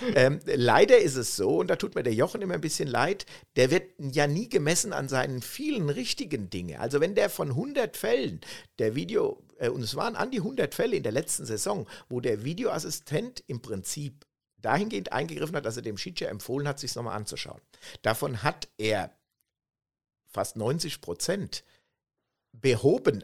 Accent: Germany; so sind wir Deutsche

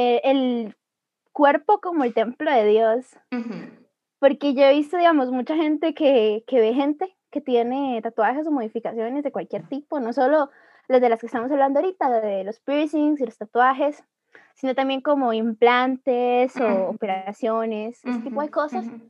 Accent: Ecuador; now in Costa Rica; yo soy de Ecuador, entonces yo hablo de mi experiencia como ecuatoriana

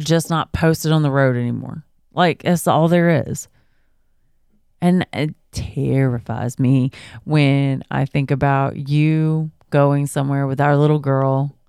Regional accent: Georgia, United States; so I'm from Central Georgia.

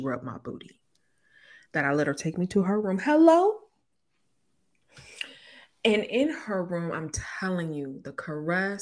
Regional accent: Inglewood, California, United States; I'm from Inglewood

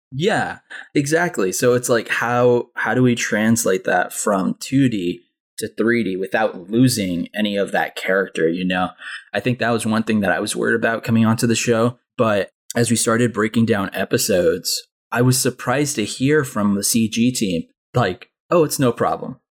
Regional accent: Anaheim, California, United States; I grew up in Anaheim, California

